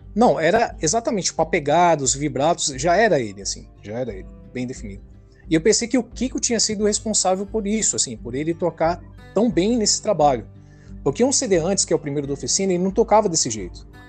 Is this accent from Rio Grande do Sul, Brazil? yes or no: no; São Paulo, Brazil; sou, sou de São Paulo